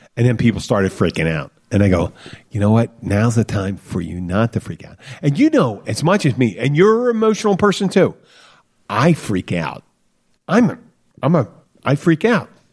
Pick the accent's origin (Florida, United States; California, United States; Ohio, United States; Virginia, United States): Florida, United States; the Florida Keys, United States; grew up together down here pretty much. I guess that's what you do in the Keys.